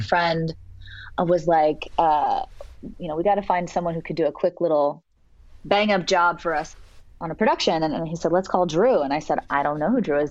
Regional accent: Santa Cruz, California, United States; moved away as an adult; now in Los Angeles, United States; growing up in Santa Cruz as a little surfer girl

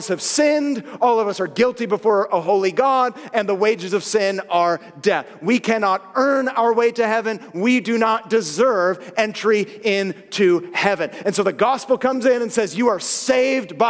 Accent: Southern California, United States; born and raised, Southern California

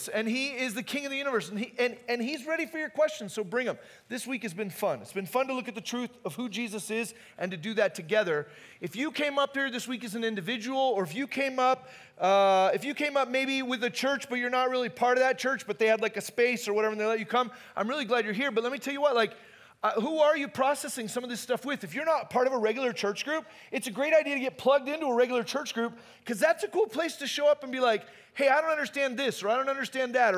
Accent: Phoenix, Arizona, United States; moved away; also born or lived in Hume Lake, California; I grew up in Phoenix

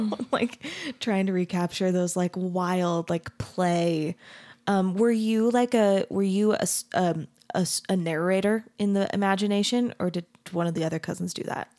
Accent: Arizona, United States; I grew up in Arizona

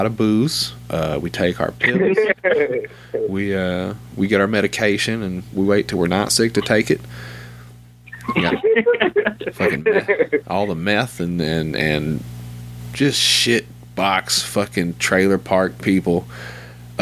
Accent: North Little Rock, Arkansas, United States; also born or lived in Sherwood, Arkansas / Maumelle, Arkansas; I was born in North Little Rock. And I've lived in a few towns here around Central Arkansas, but I've lived here my whole life

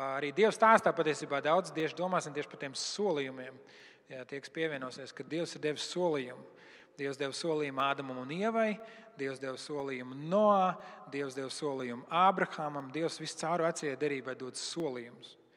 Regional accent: Latvia; Mēs arī esam latvieši, mēs arī esam pagāni.

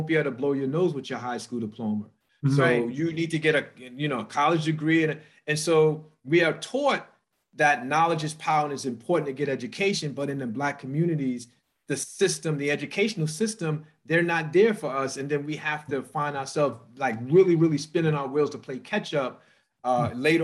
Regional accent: New York City, New York, United States; I grew up in South Jamaica, Queens

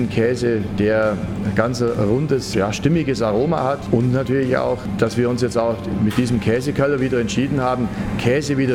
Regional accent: Wiggensbach, Bavaria, Germany; Ich bin seit Oktober hier in Wickensbach wieder, bin ein gebürtiger Wickensbacher

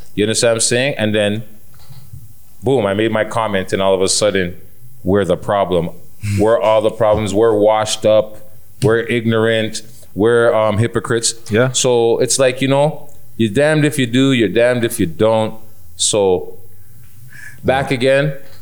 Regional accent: Toronto, Ontario, Canada; as a Jamaican Canadian

